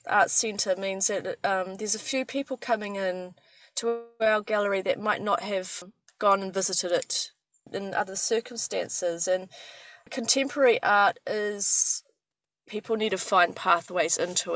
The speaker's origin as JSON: {"language": "English", "town": "Whangarei", "region": "Northland", "country": "New Zealand", "tie": "born or raised there", "moved": "yes", "said": "my hometown in Whangarei"}